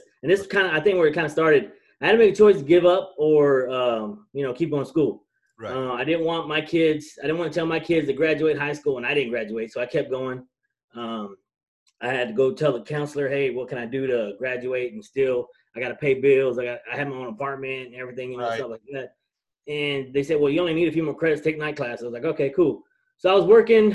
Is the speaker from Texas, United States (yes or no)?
yes; Amarillo, Texas, United States; moved away; I'm from Amarillo, Texas, even though I don't claim it. but I do claim Texas